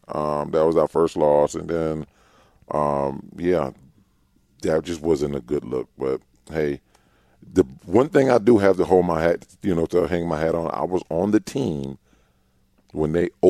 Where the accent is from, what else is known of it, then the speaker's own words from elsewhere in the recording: Louisiana, United States; growing up in Louisiana